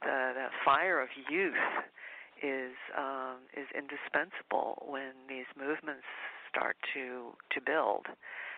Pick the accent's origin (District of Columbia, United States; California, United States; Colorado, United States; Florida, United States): District of Columbia, United States; Washington; I'm originally from Washington, D.C., but grew up in a southern family